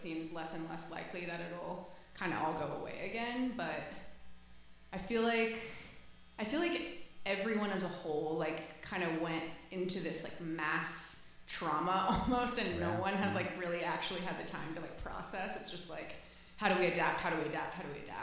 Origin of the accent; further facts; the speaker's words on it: Houston, Texas, United States; now in Los Angeles, United States; I grew up in Houston, Texas